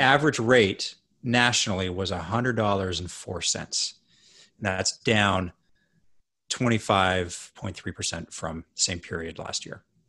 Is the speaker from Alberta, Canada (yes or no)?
yes; Edmonton, Alberta, Canada; I grew up in Canada